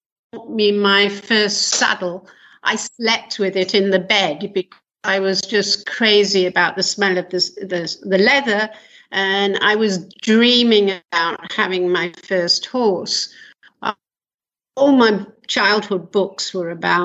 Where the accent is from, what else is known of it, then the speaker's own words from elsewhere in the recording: London, United Kingdom; moved away as an adult; also born or lived in north of England; now in Israel; Prior to Israel, I'm from England. I was born in London